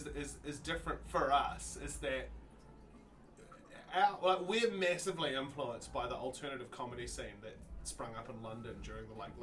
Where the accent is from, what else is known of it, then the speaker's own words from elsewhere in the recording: New Zealand; moved away as an adult; now in United States; Being a New Zealander who's married in America